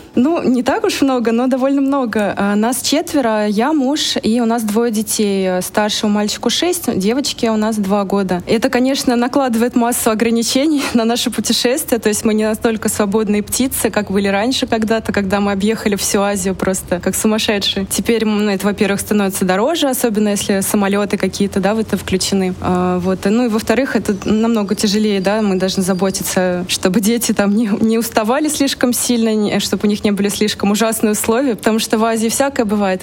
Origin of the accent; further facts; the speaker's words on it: Russia; moved away as an adult; now in Sri Lanka; мы из России, мы привыкли к разнообразию товаров в магазинах